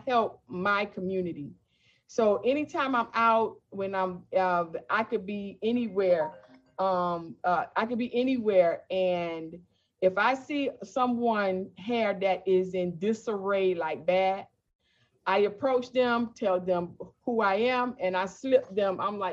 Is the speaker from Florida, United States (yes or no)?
yes; Miami, Florida, United States; also born or lived in Fort Lauderdale, Florida / West Palm Beach, Florida / Riviera Beach, Florida; I am a 100% Floridian. I've never seen snow. I was born in Fort Lauderdale. We moved to West Palm Beach, Riviera. And when I was about 8 or 9, when I was about 9, we moved to Miami.